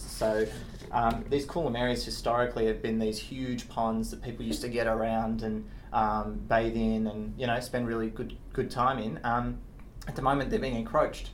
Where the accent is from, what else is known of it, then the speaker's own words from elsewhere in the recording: Australia; I'm from Australia